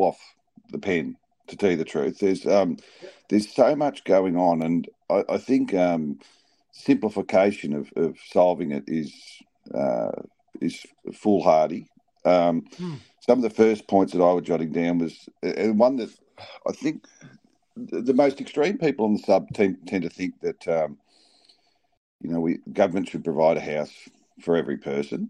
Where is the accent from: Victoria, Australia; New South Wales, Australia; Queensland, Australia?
Victoria, Australia; Melbourne; moved away as an adult; I grew up in Melbourne, but left Melbourne 30 years